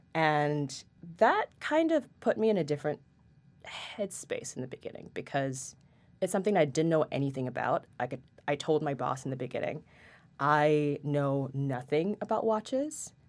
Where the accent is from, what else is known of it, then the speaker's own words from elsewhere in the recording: Singapore; moved away as an adult; also born or lived in Paris; now in New York, United States; I'm originally from Singapore, and I've lived there my entire life, except for six months in Paris, and then I moved here to New York for Stern in August of twenty twenty